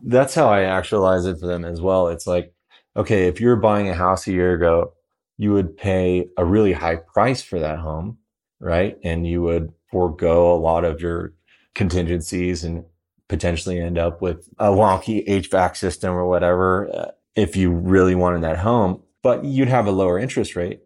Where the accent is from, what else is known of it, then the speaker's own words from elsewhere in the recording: Denver, Colorado, United States; also born or lived in Southern California; I grew up here in Denver